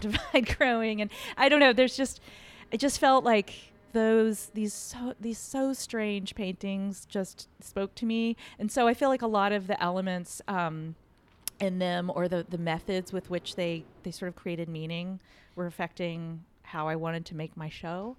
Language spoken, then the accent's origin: English; Fredericksburg, Texas, United States; also born or lived in Austin, Texas; I went to kindergarten through high school in this small town, uh, called Fredericksburg.